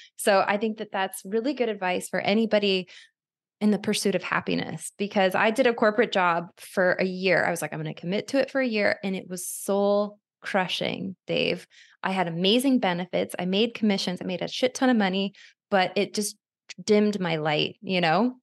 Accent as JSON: {"language": "English", "region": "Arizona", "country": "United States", "moved": "yes", "lives_now": "Los Angeles, United States", "said": "I'm from Arizona where people have these long-winded conversations"}